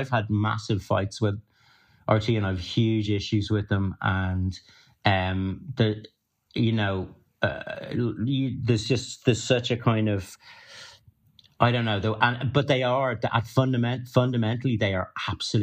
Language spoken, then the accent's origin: English; Ireland; being Irish and having that background